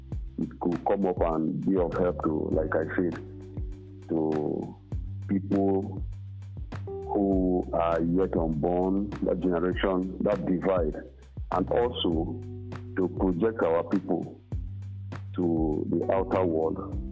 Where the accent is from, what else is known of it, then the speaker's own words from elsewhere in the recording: Ekureku, Cross River, Nigeria; I'm from Ekureku. And well, everybody knows that I'm from Ekureku 2. But actually, I'm from Ekureku 1. I'm from Akarefo.